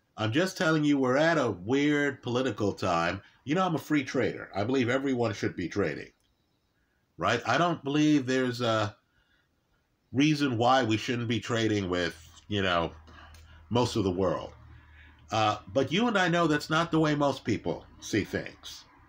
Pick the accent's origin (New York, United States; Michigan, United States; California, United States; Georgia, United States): New York, United States; New York City; I was raised in New York City